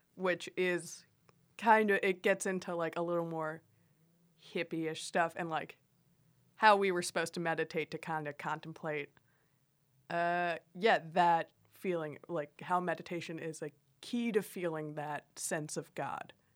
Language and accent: English; Miami, Florida, United States; I grew up in Miami